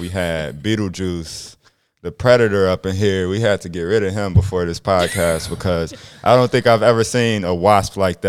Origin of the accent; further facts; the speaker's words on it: Chicago, Illinois, United States; now in Sioux Falls, United States; me being from Chicago, I love living here.